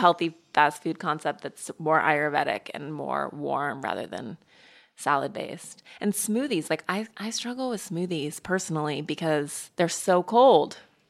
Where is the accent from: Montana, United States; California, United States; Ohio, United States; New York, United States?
Montana, United States; I'm from Montana.